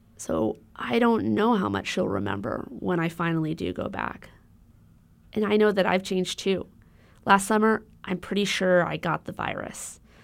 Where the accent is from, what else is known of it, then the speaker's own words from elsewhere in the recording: Honolulu, Hawaii, United States; moved away; I grew up in Honolulu.